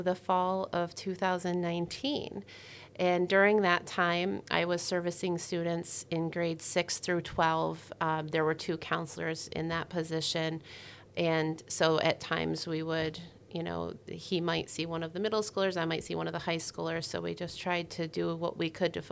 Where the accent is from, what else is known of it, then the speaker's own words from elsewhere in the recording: Newcomb, New York, United States; I started out in Newcomb, New York. So I grew up in the Adirondacks